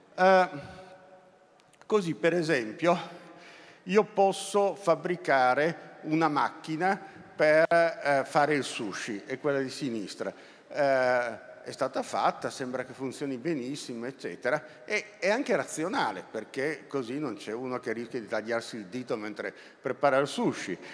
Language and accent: Italian; Turin, Piedmont, Italy; essendo torinese, eh, quando la scuola mi portava al museo egizio